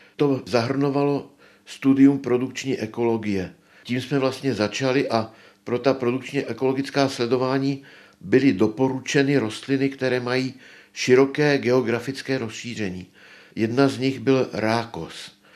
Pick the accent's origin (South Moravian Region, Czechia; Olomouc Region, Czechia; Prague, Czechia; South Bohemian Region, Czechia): Prague, Czechia; moved away as an adult; now in Třeboň, Czech Republic; Já jsem se narodil v roce 1933 v Praze